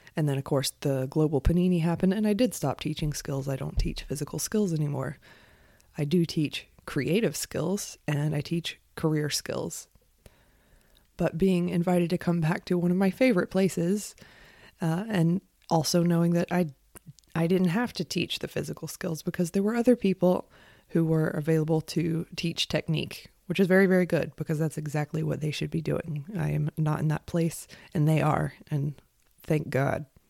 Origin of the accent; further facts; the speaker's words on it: United States; I'm an American.